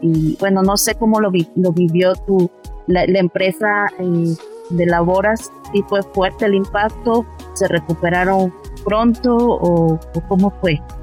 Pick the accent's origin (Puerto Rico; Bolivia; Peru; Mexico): Mexico